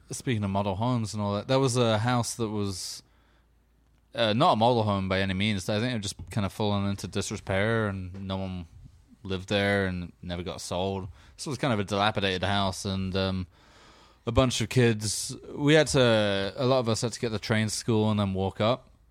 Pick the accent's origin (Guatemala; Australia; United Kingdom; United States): United Kingdom; England; growing up in England